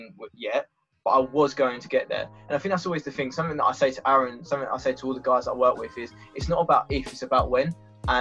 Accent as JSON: {"language": "English", "area": "Essex", "region": "East of England", "country": "United Kingdom", "moved": "as an adult", "lives_now": "Brighton, United Kingdom", "said": "originally I'm from Essex"}